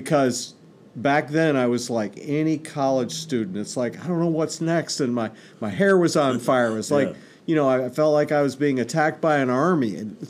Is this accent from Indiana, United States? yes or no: no; New York, United States; also born or lived in Texas; Well, I was born in Texas, grew up all across upstate New York. My dad was a church planter.